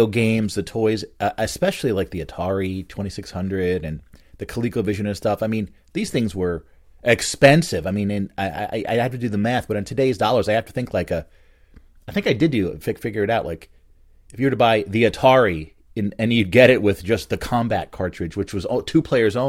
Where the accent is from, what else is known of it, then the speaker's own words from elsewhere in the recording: Bridgewater, New Jersey, United States; where I grew up in Bridgewater